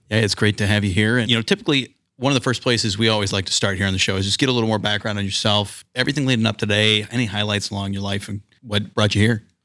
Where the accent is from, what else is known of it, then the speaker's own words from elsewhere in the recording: San Diego, California, United States; now in Columbus, United States; I grew up in San Diego